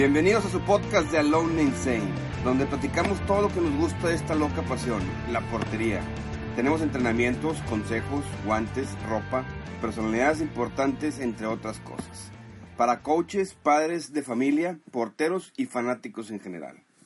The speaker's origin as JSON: {"language": "Spanish", "country": "Mexico", "said": "aquí en México"}